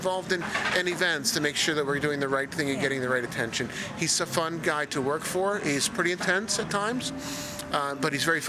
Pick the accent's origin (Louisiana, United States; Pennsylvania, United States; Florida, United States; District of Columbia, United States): Florida, United States; Miami; my hometown, Miami